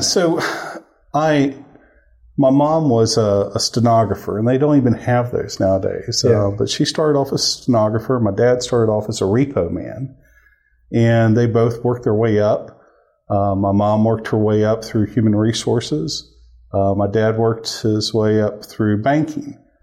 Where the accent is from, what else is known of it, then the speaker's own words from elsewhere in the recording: Gulfport, Mississippi, United States; moved away as an adult; also born or lived in Memphis, Tennessee / Columbus, Mississippi; now in Oklahoma City, United States; I was born in Gulfport, Mississippi, uh, right there on the Mississippi Gulf Coast